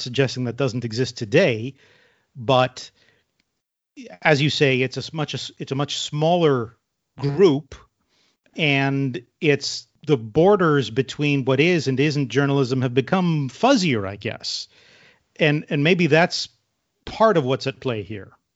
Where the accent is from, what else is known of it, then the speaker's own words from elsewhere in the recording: Canada; growing up in Canada